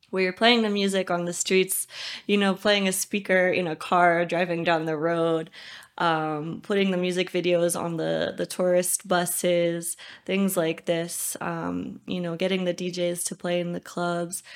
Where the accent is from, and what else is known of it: United States; moved away as an adult; also born or lived in Los Angeles; now in Uganda